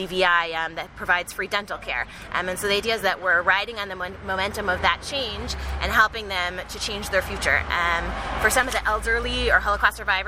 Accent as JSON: {"language": "English", "town": "Chicago", "region": "Illinois", "country": "United States", "also_born_or_lived": "New York", "moved": "as an adult", "lives_now": "Israel", "said": "I'm originally from Chicago"}